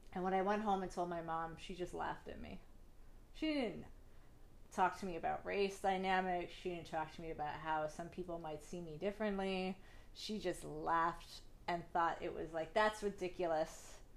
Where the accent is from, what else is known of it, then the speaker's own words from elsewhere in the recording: Northeast Ohio, United States; I grew up in Northeast Ohio. I lived in a very small town